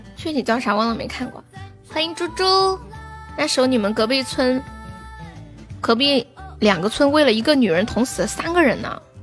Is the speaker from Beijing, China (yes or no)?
no; Sichuan, China; 我是四川人